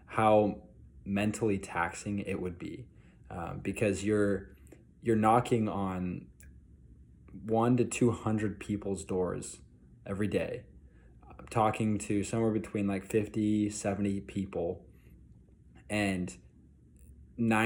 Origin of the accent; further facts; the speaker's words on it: Utah, United States; I'm from Utah